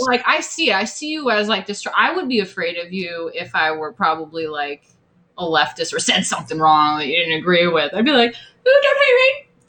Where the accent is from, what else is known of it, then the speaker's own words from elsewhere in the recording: upstate New York, United States; My hometown, like I said, I'm from like some white suburban farm town, you know, upstate New York